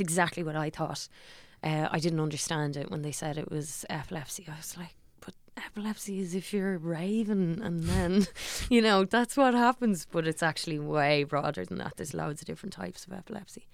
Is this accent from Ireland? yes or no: yes; Dublin, Leinster, Ireland; also born or lived in Lucan; I'm from Parma's town